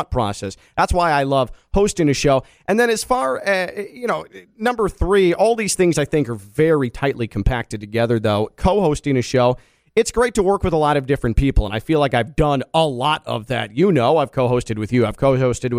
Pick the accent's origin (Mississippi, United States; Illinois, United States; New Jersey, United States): Illinois, United States; Chicago; moved away as an adult; also born or lived in Valparaiso, Indiana; now in West Palm Beach, United States; Grew up in the western suburbs of Chicago